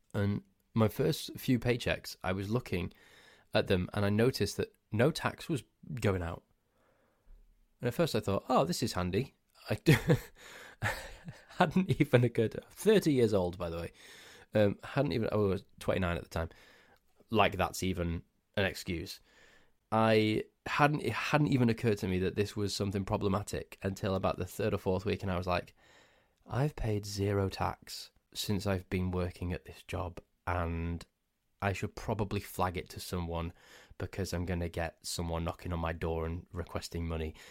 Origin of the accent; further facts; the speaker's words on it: Crewe, North West England, United Kingdom; my hometown of Crewe